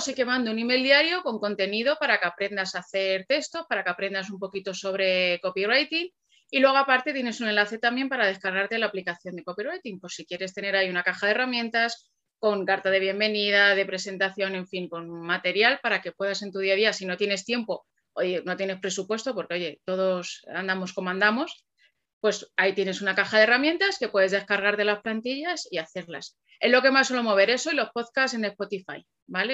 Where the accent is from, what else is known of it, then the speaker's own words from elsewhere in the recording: Alcalá de Henares, Community of Madrid, Spain; yo soy de Alcalá de Henares, ¿vale? Yo no pasaba de Torrejón, que está a 10 kilómetros de aquí.